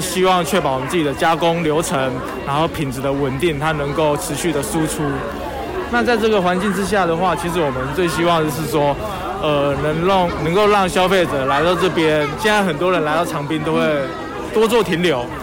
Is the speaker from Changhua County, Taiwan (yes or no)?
no; Changbin, Taitung County, Taiwan; 算是从小在这个地方成长